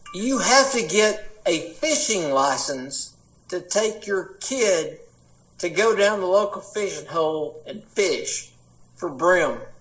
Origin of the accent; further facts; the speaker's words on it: Appalachia, United States; accent: Appalachian; my Appalachian accent comes from the Scots Irish